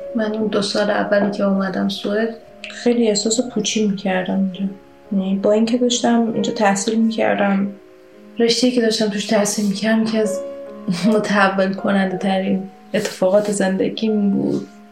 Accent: Iran; moved away as an adult; توی خیابونای شهرم تو ایران

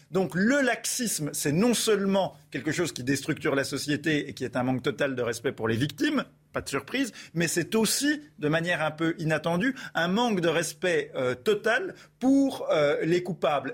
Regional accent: Besançon, Bourgogne-Franche-Comté, France; je suis de Besançon, donc je, je connais bien le, quartier qui fait parler de lui depuis, je crois, plusieurs décennies

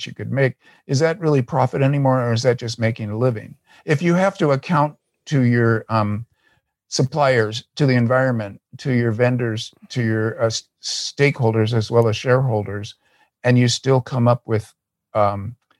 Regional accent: United States; As an American leftist

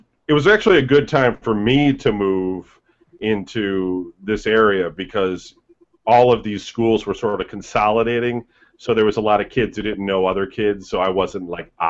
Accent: Ohio, United States; also born or lived in Michigan; when I went to school for the first time in Ohio, because I grew up in Michigan, so around 4th grade

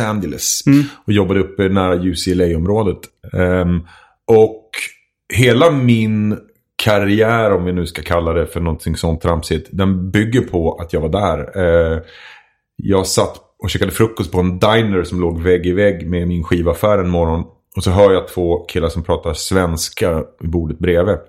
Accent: Edsbyn, Gävleborg County, Sweden; moved away; jag kommer ifrån Edsbyn ursprungligen

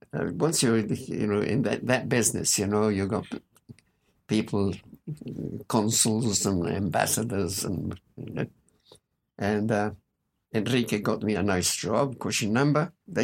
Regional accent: New Zealand; I was born in New Zealand.

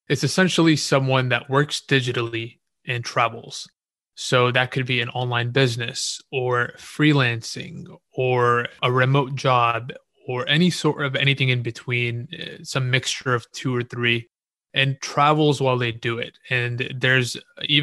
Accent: Houston, Texas, United States; I grew up in Houston, Texas

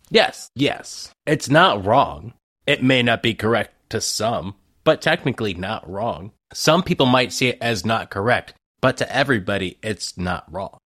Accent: Ohio, United States; I'm from Ohio. I used to call it pop.

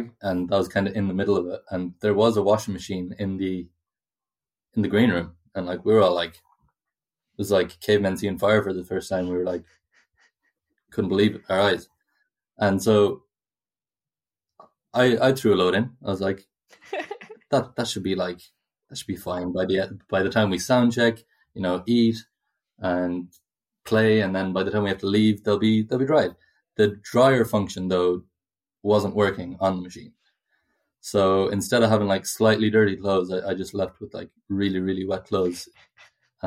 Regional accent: Ireland; also born or lived in Galway; we're Irish

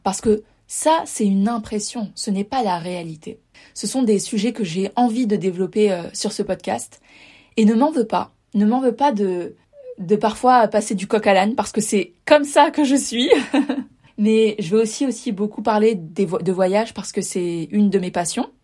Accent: Var, Provence-Alpes-Côte d'Azur, France; moved away as an adult; also born or lived in La Paz, Mexico; je suis originaire du Var, dans le sud de la France

